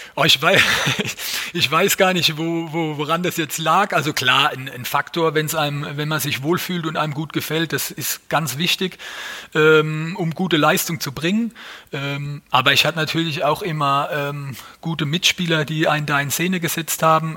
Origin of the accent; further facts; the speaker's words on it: Mannheim, Baden-Württemberg, Germany; als Mannheimer, als geborener Mannheimer